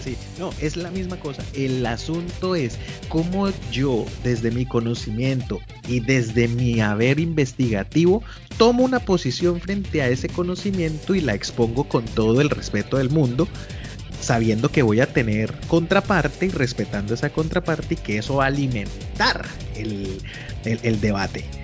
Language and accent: Spanish; Colombia